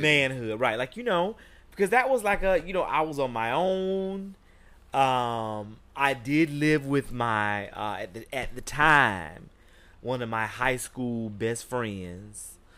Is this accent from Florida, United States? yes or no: yes; Jacksonville, Florida, United States; moved away as an adult; now in New York City, United States; I grew up in Jacksonville, Florida